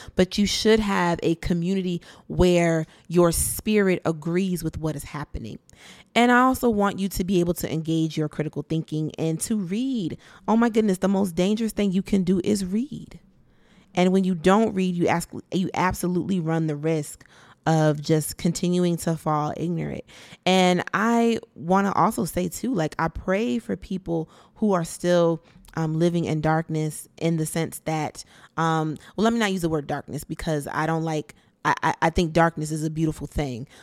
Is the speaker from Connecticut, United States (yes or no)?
yes; Bridgeport, Connecticut, United States; I grew up in Bridgeport in the nineties